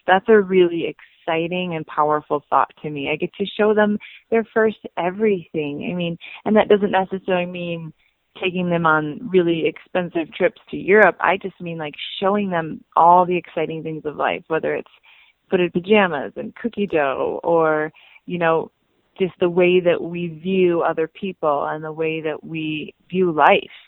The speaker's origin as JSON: {"language": "English", "region": "Wisconsin", "country": "United States", "tie": "born or raised there", "also_born_or_lived": "Utah", "moved": "yes", "lives_now": "Salt Lake City, United States", "said": "I grew up in Wisconsin"}